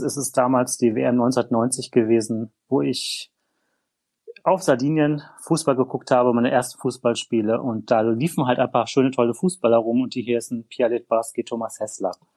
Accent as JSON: {"language": "German", "region": "North Rhine-Westphalia", "country": "Germany", "said": "ich stamme aus Nordrhein-Westfalen"}